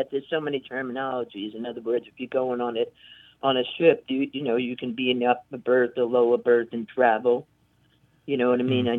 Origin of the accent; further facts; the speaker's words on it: New York City, New York, United States; now in upstate New York, United States; I'm originally from the South Bronx, and I live in upstate New York. I'm 76.